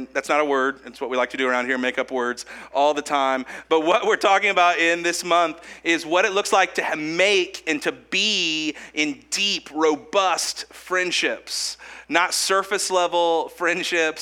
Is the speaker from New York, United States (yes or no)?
no; Kokomo, Indiana, United States; Because I'm from Howard County, from Kokomo. I've been here my whole life